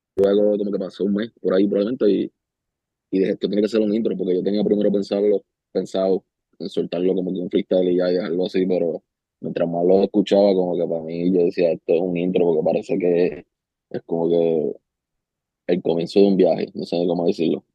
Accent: Ponce, Puerto Rico; bajaba para donde mi ciudad natal

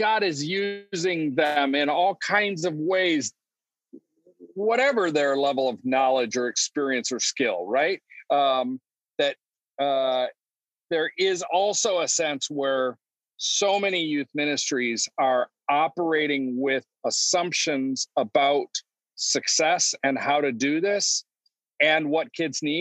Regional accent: Detroit, Michigan, United States; also born or lived in Chicago area / Omaha, Nebraska / Pasadena; now in San Diego, United States; I grew up in Detroit, and then I just kind of slowly moved west

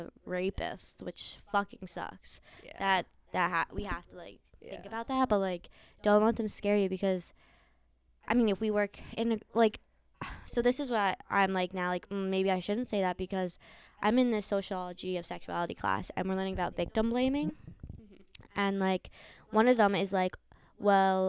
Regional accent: New York, United States; moved away as an adult; now in Vermont, United States; I'm from New York.

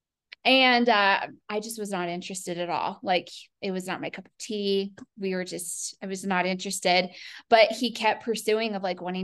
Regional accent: Colorado, United States; he and I are both born and raised in Colorado

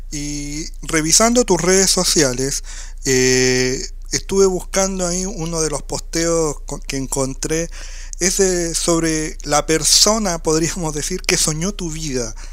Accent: Chile; yo soy chileno y estoy acá sirviendo en una radio que jamás lo pensé

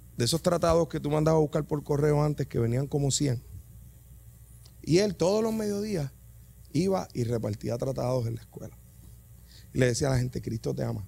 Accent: Yabucoa, Puerto Rico; Yo soy de Yabucoa

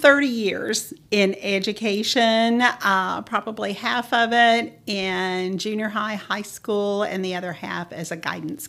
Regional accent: Manchester, Oklahoma, United States; also born or lived in Enid, Oklahoma; I am actually, well, I was born in Enid, but I am from a small town called Manchester, about 50 miles north of here. I grew up on a farm ranch, and Enid was the big city that we always came to.

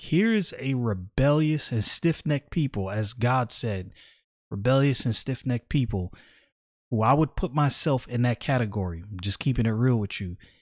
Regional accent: New York City, New York, United States; now in Florida, United States; I was born and raised in Brooklyn

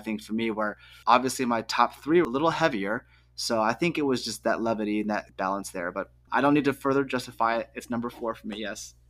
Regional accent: United States; I'm proudly American

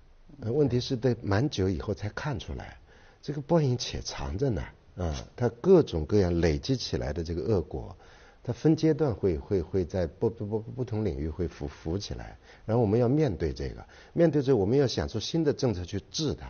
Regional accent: Shanghai, China; 我们小时候在上海长大的

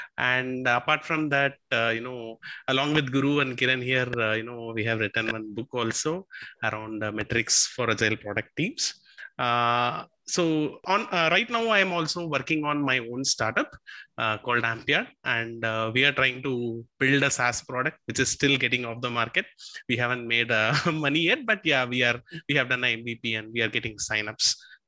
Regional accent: Tamil Nadu, India; moved away as an adult; also born or lived in Hyderabad; now in Bangalore, India; I am originally from Tamil Nadu. I have been in Hyderabad for 8 to 9 years, and then I moved to Bangalore.

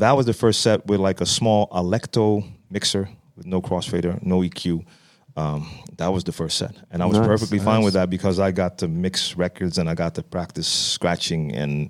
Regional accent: Amsterdam, North Holland, Netherlands; Born and raised in Amsterdam, and actually raised not that far from where we're sitting right now. It's probably like a 15-minute walk from my entire youth.

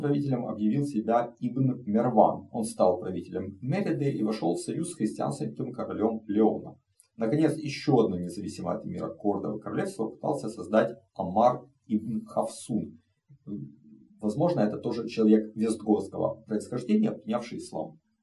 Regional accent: Ukraine; moved away as an adult; Россия напала на мою страну, Украина в огне, а, мой родной город под бомбежками и ракетными обстрелами оккупантов

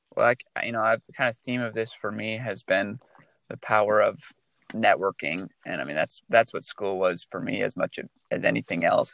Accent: Michigan, United States; now in California, United States; As a native Michigander

